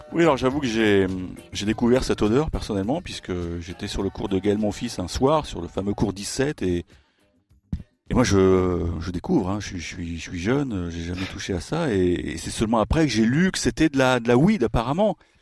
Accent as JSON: {"language": "French", "country": "France", "said": "I'm, French."}